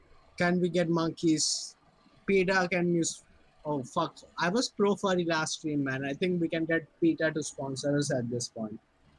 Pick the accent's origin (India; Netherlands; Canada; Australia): India; as an Indian